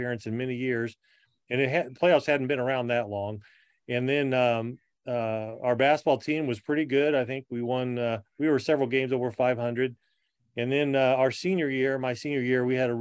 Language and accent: English; Hammond, Illinois, United States; I grew up in Hammond, right outside Hammond. I always tell people I grew up in the middle of a cornfield, which is not hard in central Illinois.